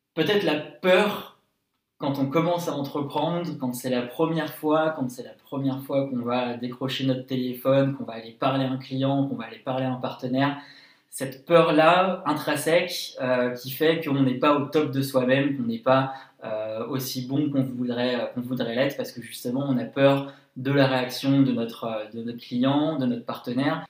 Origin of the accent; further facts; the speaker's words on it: Lyon, Auvergne-Rhône-Alpes, France; also born or lived in Paris / New York; j'ai 25 ans, je suis lyonnais